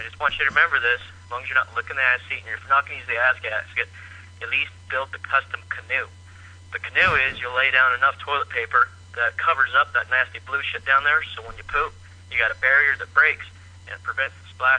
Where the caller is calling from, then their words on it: Idaho, United States; Northern Idaho. I'm not Australian, but I have a healer.